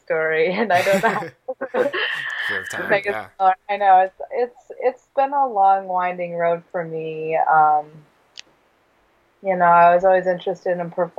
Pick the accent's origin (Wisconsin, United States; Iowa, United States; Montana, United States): Wisconsin, United States; Neenah; also born or lived in Grand Rapids, Michigan / Madison, Wisconsin / Door County, Wisconsin; I was born in Michigan in Grand Rapids, but I've lived in Wisconsin since I was like 2 years old.